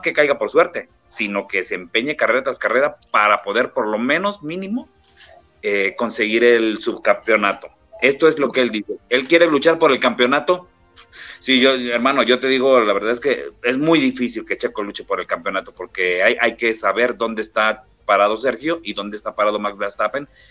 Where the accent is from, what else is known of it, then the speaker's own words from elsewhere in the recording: Mexico; yo le he dicho como mexicano